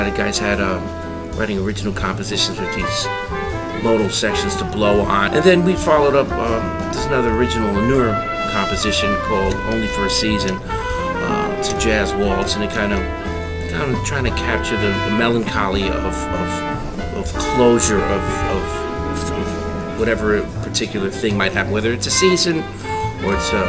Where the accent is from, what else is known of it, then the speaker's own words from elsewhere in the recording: East Coast, United States; I'm from the East Coast